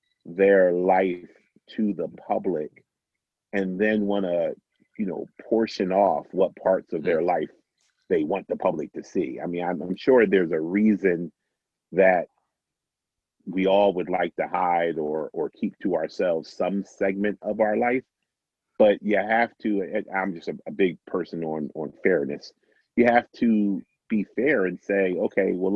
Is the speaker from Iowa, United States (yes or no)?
no; Philadelphia, Pennsylvania, United States; my time, you know, as a Philadelphian